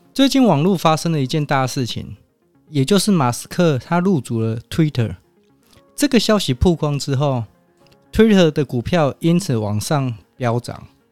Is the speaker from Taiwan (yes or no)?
yes; Taiwan; 身为台湾人